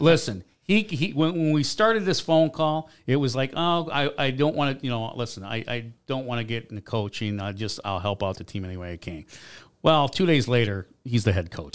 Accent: Grand Rapids, Michigan, United States; also born or lived in Chicago, Illinois; now in Columbus, Georgia, United States; I was born in Michigan

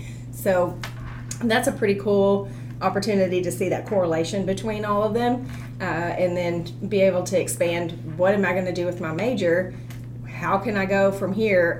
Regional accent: Dardanelle, Arkansas, United States; moved away; I am from originally Dardanelle, Arkansas. Traveled around quite a bit

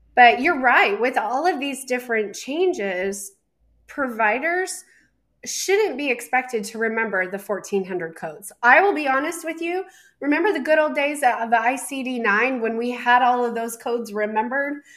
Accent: Colorado, United States; moved away; my home state of Colorado

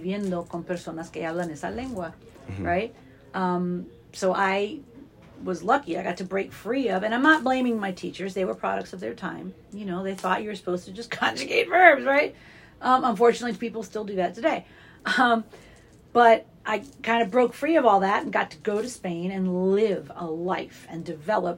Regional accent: Long Island, New York, United States; I grew up in Long Island, New York, referring to an elevator as an elevator

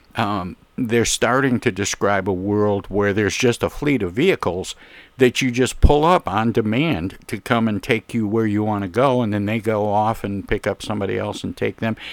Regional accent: Flint, Michigan, United States; also born or lived in Detroit, Michigan; being from Flint, Michigan, and yeah. and uh, growing up in Flint and around Detroit

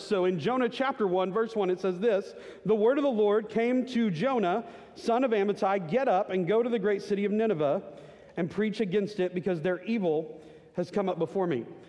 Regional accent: Garland, Texas, United States; a small Baptist church in Garland, Texas that I grew up

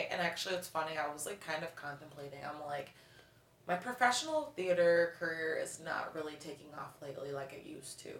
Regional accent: Buffalo, New York, United States; I'm from Buffalo, New York originally. I moved back to Buffalo after college

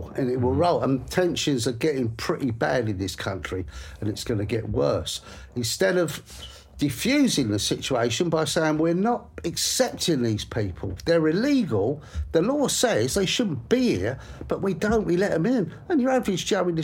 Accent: England, United Kingdom; this is my country. I'm an Englishman.

